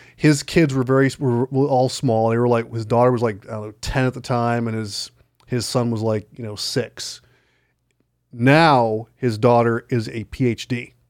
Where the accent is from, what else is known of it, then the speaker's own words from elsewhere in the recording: Illinois, United States; when I was growing up in Illinois